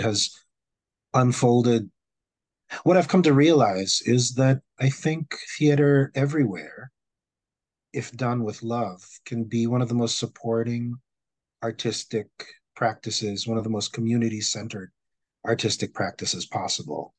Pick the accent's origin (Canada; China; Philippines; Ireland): Philippines; also born or lived in Manila; now in New York City, United States; When I was growing up in the Philippines